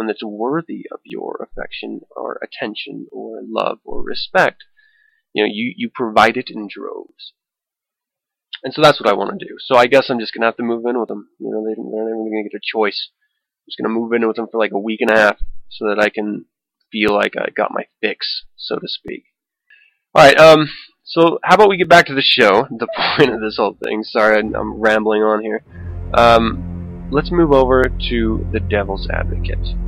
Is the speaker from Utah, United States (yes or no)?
yes; Salem, Utah, United States; growing up in the Satanic Panic era of the 80s. I lived in Salem at the time, which is this small town in the middle of nowhere in Utah